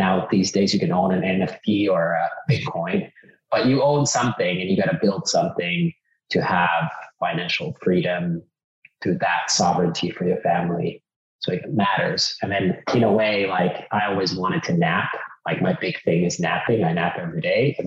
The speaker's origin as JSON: {"language": "English", "country": "Finland", "tie": "born or raised there", "also_born_or_lived": "California", "second_language": "English", "moved": "yes", "lives_now": "Austin, United States", "said": "I grew up in Finland. I've lived in 10 countries."}